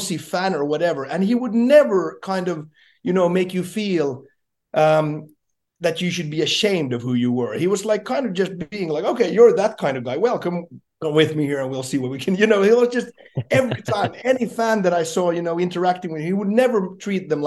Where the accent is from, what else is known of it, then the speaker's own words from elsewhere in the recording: Jakobstad, Ostrobothnia, Finland; my hometown, Jakobstad, where I'm from